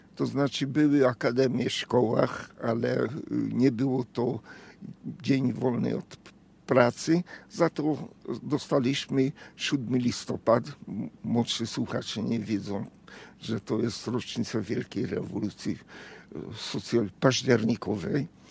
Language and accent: Polish; Hungary; Polish is a second language; moved away as an adult; now in Poland; Jestem absolutnie Węgrem